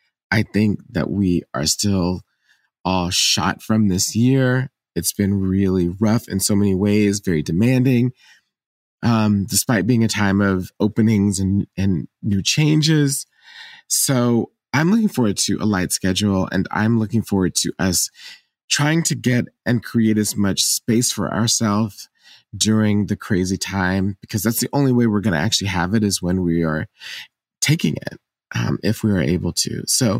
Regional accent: Lawton, Oklahoma, United States; born there; but I actually was born in Oklahoma. I was born in Lawton, Oklahoma, actually Fort Sill.

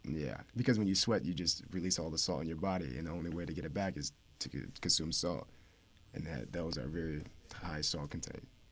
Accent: upstate New York, United States; moved away as an adult; now in West Haven, United States; I'm from New York

